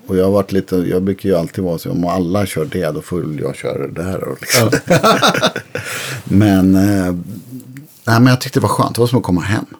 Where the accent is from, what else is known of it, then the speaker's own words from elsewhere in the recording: Örebro, Örebro County, Sweden; jag växte upp i Örebro.